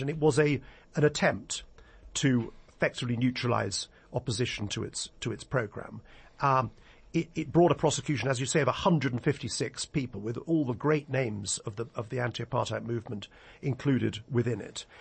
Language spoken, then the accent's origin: English; England, United Kingdom; I've spent most of my life practicing law in England